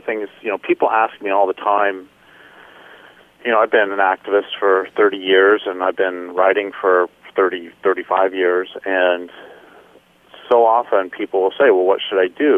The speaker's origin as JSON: {"language": "English", "region": "Colorado", "country": "United States", "tie": "born or raised there", "also_born_or_lived": "Nebraska / Nevada / Idaho / Washington", "moved": "as an adult", "lives_now": "California, United States", "said": "I grew up in, I was born in Nebraska, grew up in Colorado, and then lived in Nevada and Idaho and Washington, and then now I live in far northern California on the coast in the Redwoods."}